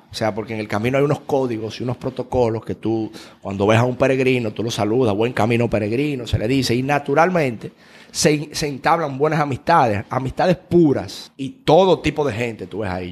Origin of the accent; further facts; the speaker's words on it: Dominican Republic; Yo, dominicano